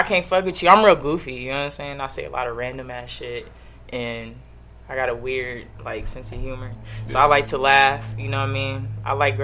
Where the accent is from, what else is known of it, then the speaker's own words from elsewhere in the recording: Denver, Colorado, United States; I'm from Denver